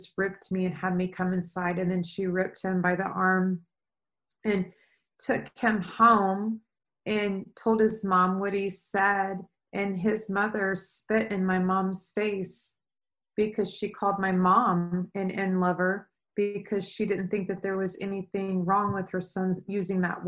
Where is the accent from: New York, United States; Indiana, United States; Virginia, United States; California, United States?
Indiana, United States; Anderson; I was born in Anderson, Indiana